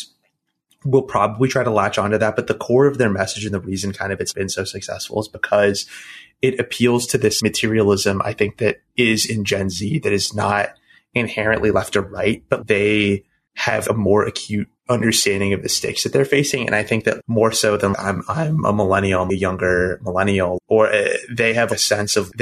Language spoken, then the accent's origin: English; Texas, United States; moved away; also born or lived in Florida; I'm from Texas